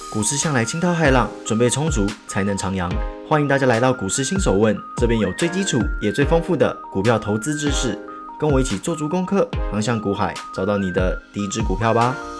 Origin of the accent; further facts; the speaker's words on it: Taiwan; 我们台湾人